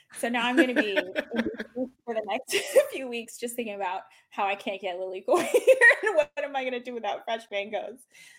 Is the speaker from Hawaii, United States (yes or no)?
yes; Hawaii, United States; born there; And I was born in Hawaii. I'm not ethnically Hawaiian, but it still feels like home to me, even though I've lived all over the world.